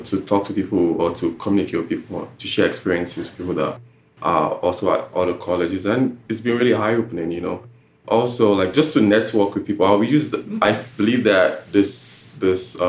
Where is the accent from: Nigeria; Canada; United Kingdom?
Nigeria; now in United States; I've been passionate about where I come from. I came from Nigeria.